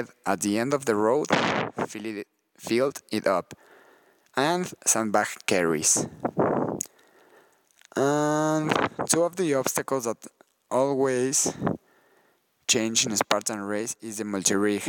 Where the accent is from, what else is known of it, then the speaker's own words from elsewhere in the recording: Mexico City, Mexico; I'm from Mexico City